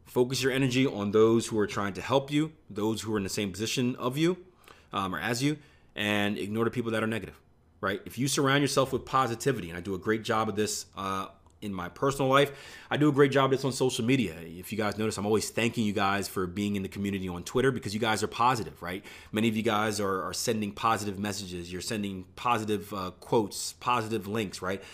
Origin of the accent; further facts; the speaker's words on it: Philadelphia, Pennsylvania, United States; I grew up in Philadelphia